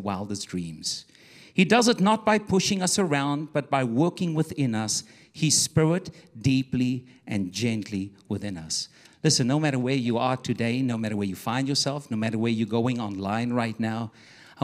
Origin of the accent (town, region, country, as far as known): South Africa; also born or lived in Johannesburg, South Africa